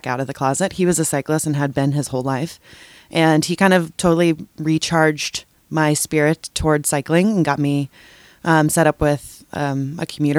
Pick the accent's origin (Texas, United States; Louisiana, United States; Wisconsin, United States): Texas, United States; now in Portland, United States; I grew up in Texas, and I grew up riding bikes with my family